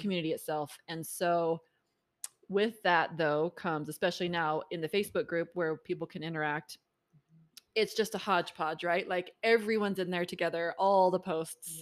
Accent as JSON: {"language": "English", "region": "Maryland", "country": "United States", "tie": "born or raised there", "also_born_or_lived": "Provo, Utah", "moved": "as an adult", "lives_now": "Utah, United States", "said": "I grew up in Maryland"}